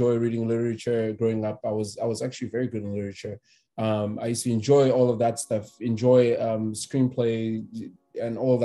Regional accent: Cameroon; moved away as an adult; also born or lived in Douala, Cameroon / South Africa; now in United States; I'm originally from Cameroon, as you know. I went to school there, then went to school in South Africa as well. Moved here in 2015

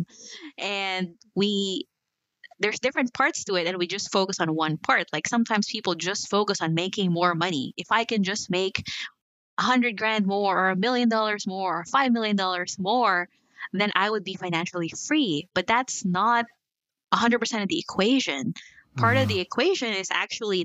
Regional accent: Philippines; moved away as an adult; also born or lived in New Zealand; now in United States; I was born in the Philippines, moved to New Zealand, and I'm here.

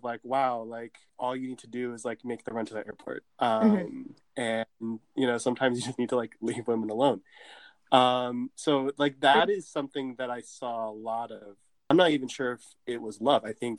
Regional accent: United States; a straight guy growing up in America

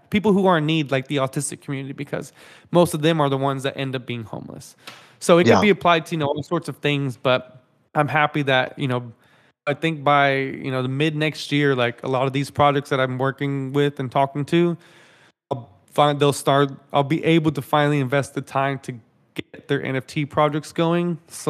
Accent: Dallas, Texas, United States; like I grew up in Dallas, you know, in DFW.

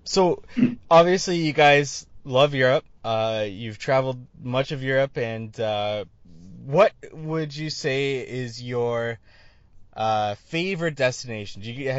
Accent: Canada; I'm from Canada

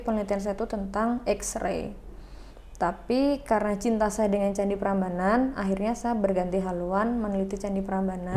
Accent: Indonesia; saya tinggal di desa nih di desa Tambakan itu agama Hindunya itu banyak

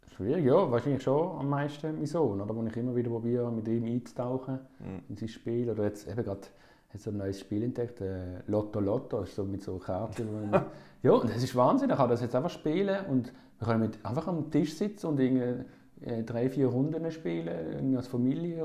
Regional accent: Basel, Basel-Stadt, Switzerland; ich bin hier in Basel aufgewachsen

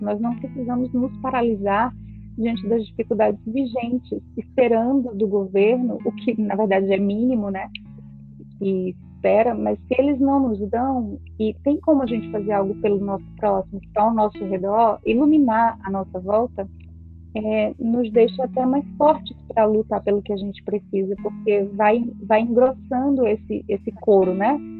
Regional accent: Feira de Santana, Bahia, Brazil; now in Ceará, Brazil; Feira de Santana, lugar de onde eu nasci, moro no Ceará

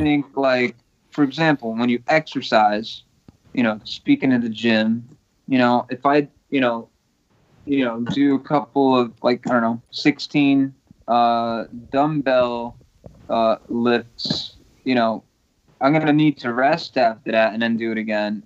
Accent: Portugal; now in United States; I was born in Portugal, you know, mm-hmm. um, but I'm a permanent U.S. resident

